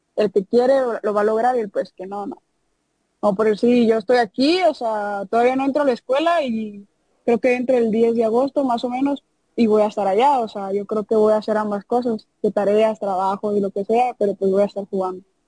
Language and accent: Spanish; Tuxpan, Nayarit, Mexico; also born or lived in Rosa Morada, Nayarit; now in Jalisco, Mexico; soy de Tuxpan, Nayarit